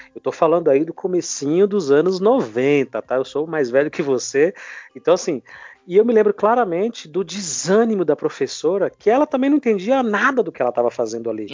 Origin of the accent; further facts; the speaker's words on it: São Paulo, Brazil; sou nordestino, mas eu vivi a vida inteira aqui em São Paulo